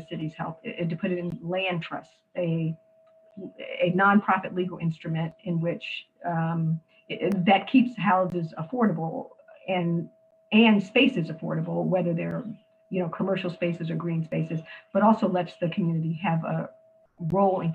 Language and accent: English; United States; also born or lived in Detroit, Michigan, United States / Miami, Florida, United States; growing up in Detroit and Miami in the poorest parts of those communities